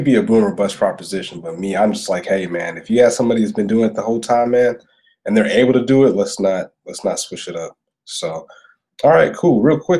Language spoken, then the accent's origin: English; Augusta, Georgia, United States; I am from Augusta, Georgia. I represent the greatest city on earth, you know.